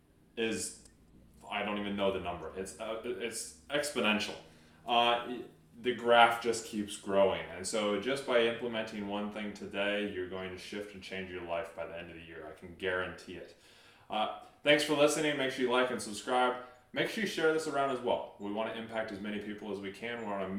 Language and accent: English; California, United States; moved away; from my home state, from California.